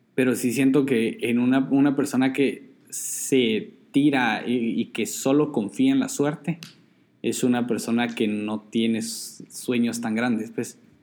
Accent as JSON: {"language": "Spanish", "country": "Guatemala", "said": "soy Chapín y ahí usamos el sistema métrico"}